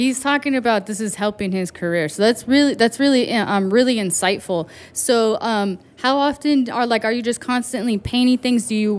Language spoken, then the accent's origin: English; Riverside, California, United States; I grew up in Riverside